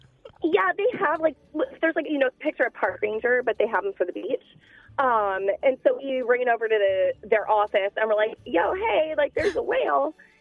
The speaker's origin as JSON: {"language": "English", "region": "California", "country": "United States", "tie": "born or raised there", "moved": "yes", "said": "Yeah, so I grew up in California"}